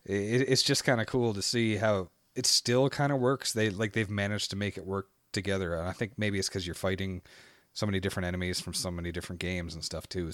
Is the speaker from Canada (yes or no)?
yes; Canada; Canadian, yeah, Canadian spelling.